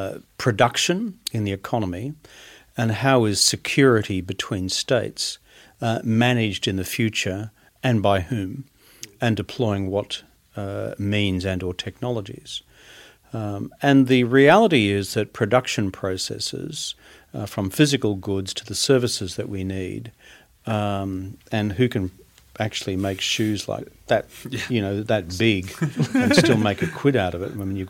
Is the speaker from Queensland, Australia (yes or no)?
yes; Queensland, Australia; And as a Queenslander, even I know that.